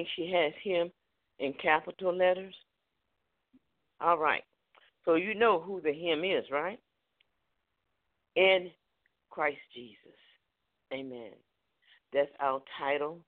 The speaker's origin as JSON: {"language": "English", "town": "Newport News", "region": "Virginia", "country": "United States", "tie": "born or raised there", "also_born_or_lived": "Charlotte, North Carolina", "moved": "yes", "said": "I was raised up in Newport News"}